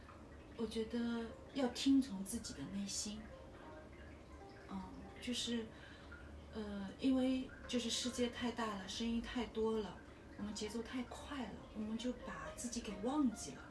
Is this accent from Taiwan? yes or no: no; China; 我就希望我们作为一个中国人啊，我就想跟大家说一下，我们作为中国人，你下辈子还会做中国人吗？